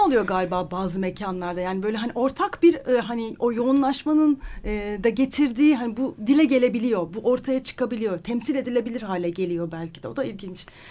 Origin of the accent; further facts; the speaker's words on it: Istanbul, Turkey; ben bir İstanbullu olarak